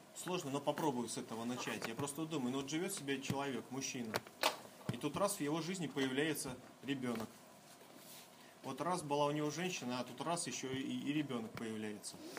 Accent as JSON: {"language": "Russian", "town": "Kaliningrad", "region": "Kaliningrad Oblast", "country": "Russia", "said": "Я из Калининграда"}